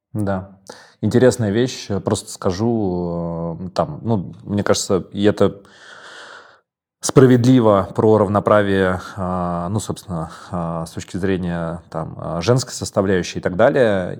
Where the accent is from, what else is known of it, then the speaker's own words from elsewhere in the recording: Moscow, Russia; Я вырос в Коньково